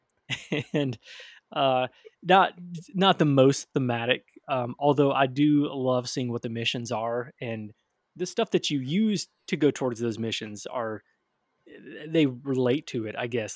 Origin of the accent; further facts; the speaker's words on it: Michigan, United States; now in Tennessee, United States; Growing up in Michigan